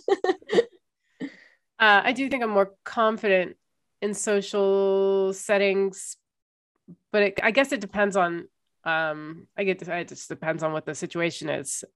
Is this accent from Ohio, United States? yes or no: yes; Ohio, United States; I grew up in Ohio in the 90s